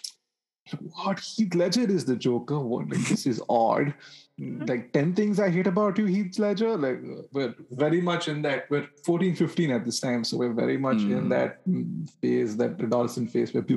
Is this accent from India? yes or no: yes; Bangalore, Karnataka, India; born or raised there